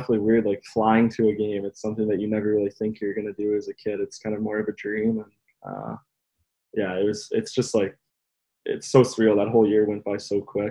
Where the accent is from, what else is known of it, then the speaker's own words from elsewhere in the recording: Aurora, Ontario, Canada; my hometown Aurora